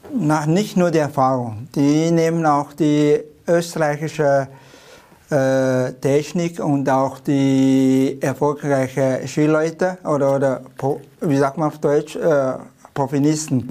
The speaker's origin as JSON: {"language": "German", "country": "China", "second_language": "German", "moved": "yes", "lives_now": "Tyrol, Austria", "said": "China ist mein Mutterland"}